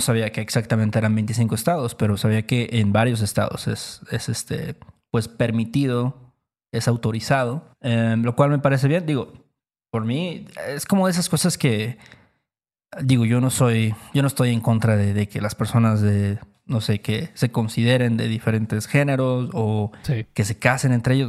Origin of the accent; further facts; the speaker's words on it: Veracruz, Mexico; nosotros somos de Veracruz